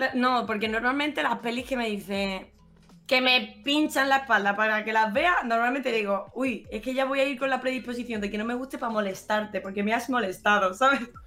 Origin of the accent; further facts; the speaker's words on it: Málaga, Andalusia, Spain; also born or lived in Benalmádena; Soy totalmente falsa, malagueña falsa